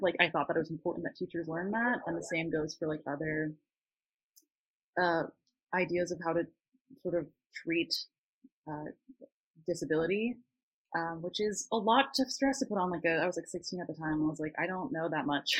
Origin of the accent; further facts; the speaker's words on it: Northern California, United States; moved away as an adult; now in Southern California, United States; I grew up in Northern California and um, I'm now going to school in SoCal